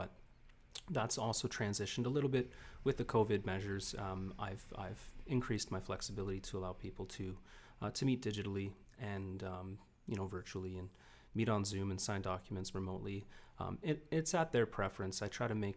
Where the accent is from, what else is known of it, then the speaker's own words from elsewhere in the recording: Niagara, Ontario, Canada; growing up in Niagara